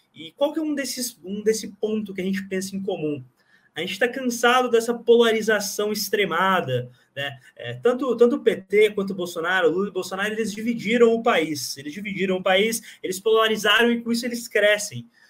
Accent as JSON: {"language": "Portuguese", "region": "Paraná", "country": "Brazil", "said": "eu sou do Paraná"}